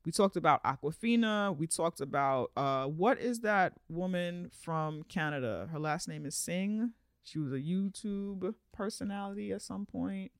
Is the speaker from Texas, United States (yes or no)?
no; New York, United States; I'm a New Yorker